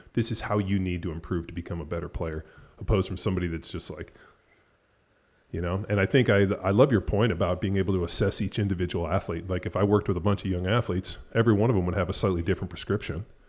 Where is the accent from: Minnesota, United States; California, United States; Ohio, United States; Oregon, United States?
California, United States; moved away as an adult; now in Texas, United States; I'm from California. We've been out here in Texas for a little, over four years